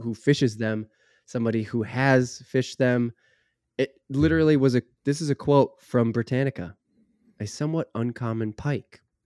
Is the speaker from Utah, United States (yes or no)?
no; Minnesota, United States; maybe that's me as a northerner, maybe that's me as a Minnesotan